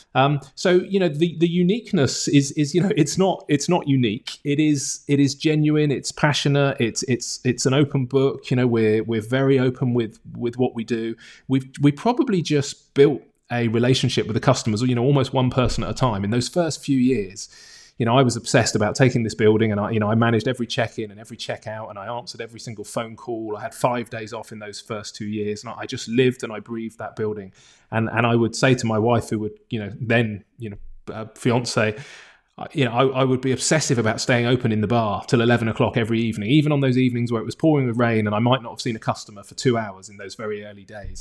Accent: Bournemouth, South West England, United Kingdom; also born or lived in London; I'm from a tourism town, Bournemouth, on the south coast of England

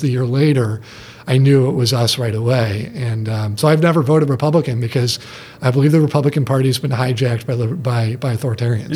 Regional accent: Detroit, Michigan, United States; I grew up in Detroit

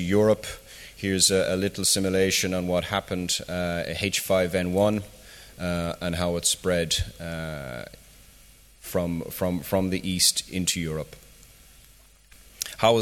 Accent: Ireland; moved away; I'm from Ireland myself initially

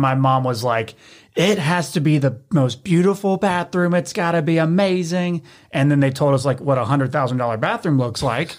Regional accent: Memphis, Tennessee, United States; born and raised in Memphis, Tennessee

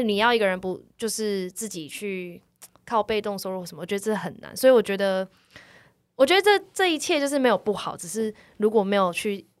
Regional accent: Taipei, Taiwan; 我从小就在这里。这个地方是我长大放松、快乐，但是也是有压力读书的地方

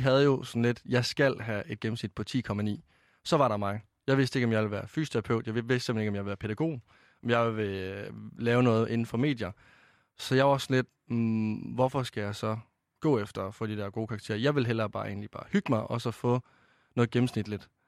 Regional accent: Varde, Southern Denmark, Denmark; moved away as an adult; nu kommer jeg fra Vestjylland af i Varde. Altså, jeg flyttede jo helt øst på.

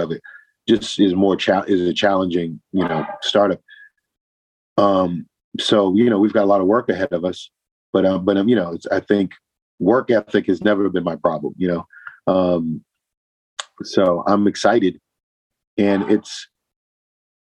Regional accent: Boston, Massachusetts, United States; I'm originally from Boston

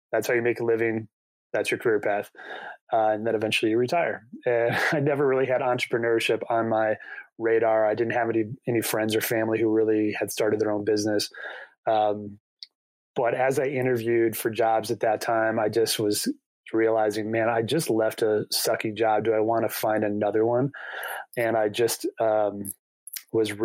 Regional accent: South Bend, Indiana, United States; also born or lived in Chicago, United States; now in Colorado, United States; I grew up in South Bend where we used to get 10, 12 inches of lake effect snow

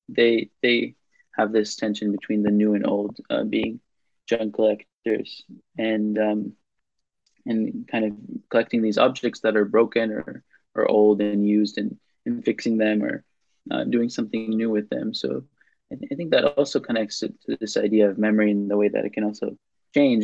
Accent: Tel Aviv, Tel Aviv District, Israel; English is a second language; moved away as an adult; also born or lived in Princeton, New Jersey, United States / Cambridge, United Kingdom; my uh, uh, neighborhood where I grew up in Israel, um, in Tel Aviv.

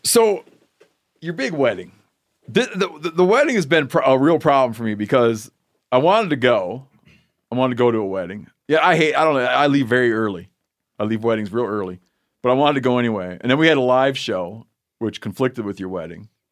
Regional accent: Twin Lake, Michigan, United States; moved away; I was from Twin Lake

